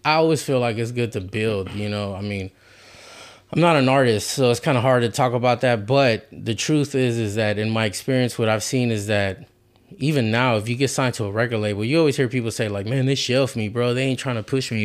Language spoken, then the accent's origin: English; Houston, Texas, United States; I'm from the South Side, too